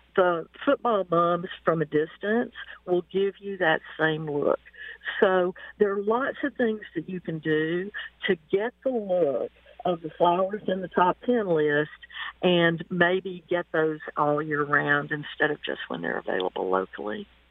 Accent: Mississippi, United States; moved away as an adult; now in Pacific Northwest, United States; my hometown in Mississippi

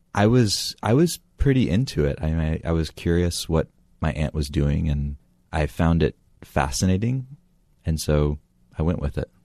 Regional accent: near Asheville, Western North Carolina, United States; I grew up in North Carolina, in Western North Carolina, near Asheville

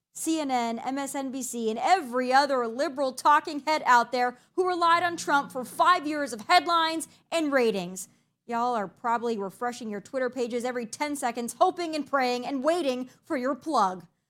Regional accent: Midwest, United States; I'm from the Midwest

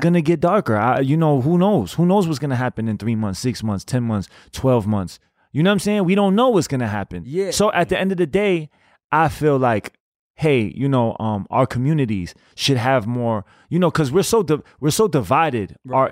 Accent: New York, United States; I'm, I'm from New York

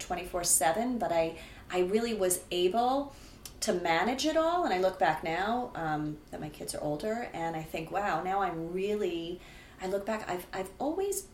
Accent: Rockland County, New York, United States; moved away as an adult; now in New Jersey, United States; I grew up outside of the city in Rockland County

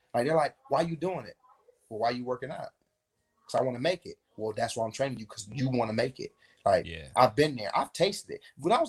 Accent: Davenport, Florida, United States; I'm a kid from Polk County.

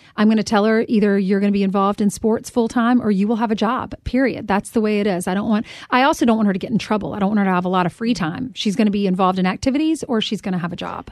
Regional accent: South Carolina, United States; moved away as an adult; now in New York City, United States; a girl from South Carolina

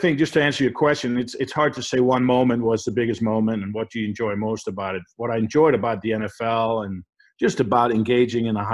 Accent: Denmark; moved away; I'm from Denmark. We both probably have accents.

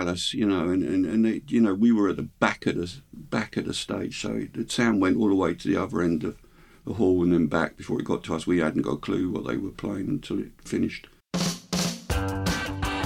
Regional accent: Hemel Hempstead, East of England, United Kingdom; I grew up in Hemel Hempstead, it's a new town

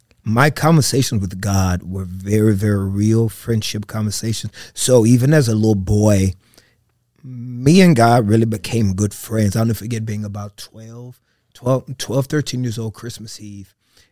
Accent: Texas, United States; I grew up with a lot of issues coming up as a kid, being adopted, being abandoned.

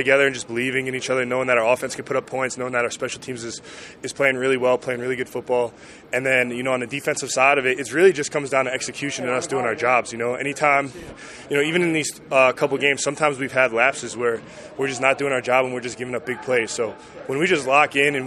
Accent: New Fairfield, Connecticut, United States; my hometown pizza spot, Bruno's Pizza in New Fairfield, Connecticut

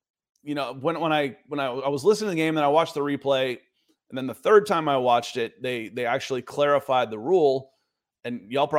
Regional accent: Atlanta, Georgia, United States; moved away; Y'all know I'm from Atlanta, right?

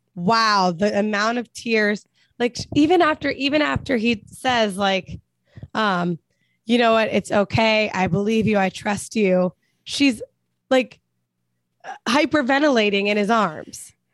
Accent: Cincinnati, Ohio, United States; moved away; we're both born and raised in Cincinnati.

